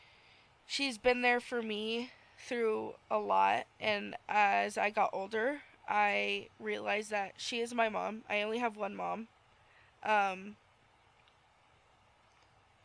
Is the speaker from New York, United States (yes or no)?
no; New Jersey, United States; moved away; We're from Jersey. Me, my mom, and my dad we're all three from Jersey. My brother's from here. He's a native.